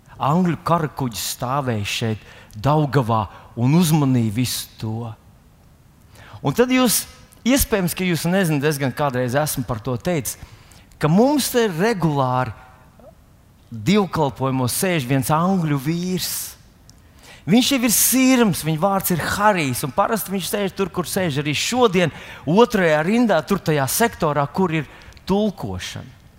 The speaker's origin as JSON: {"language": "Latvian", "country": "Latvia", "said": "esam latvieši"}